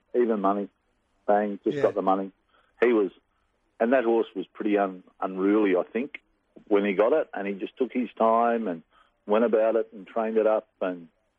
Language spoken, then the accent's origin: English; Port Pirie, South Australia, Australia; I was from Port Pirie